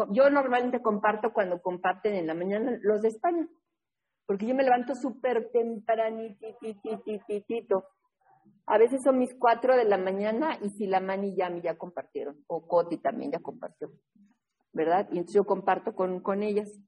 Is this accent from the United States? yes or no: yes; New England, United States; born there; nació por allá, por donde yo nací, en New England.